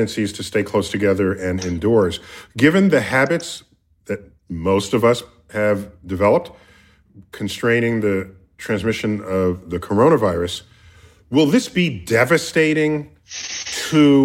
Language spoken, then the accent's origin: English; New York City, New York, United States; I grew up in the Bronx.